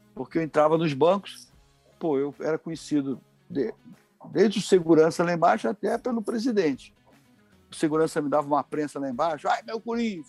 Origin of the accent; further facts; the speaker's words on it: Rio de Janeiro, Brazil; nós nascemos em Copacabana, eu e meu irmão.